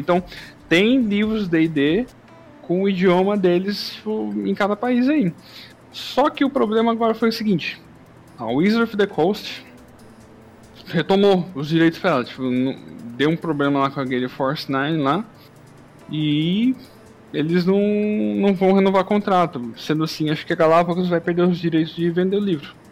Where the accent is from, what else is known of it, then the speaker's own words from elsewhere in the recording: Brazil; nós aqui Brasil